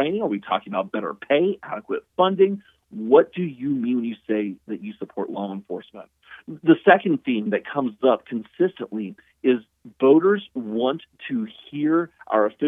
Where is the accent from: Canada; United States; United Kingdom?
United States; Ohio; my home state of Ohio